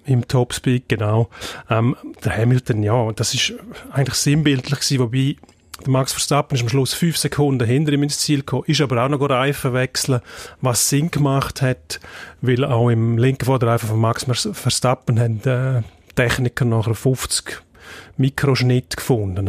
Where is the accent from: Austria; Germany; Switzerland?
Switzerland; bei uns in der Schweiz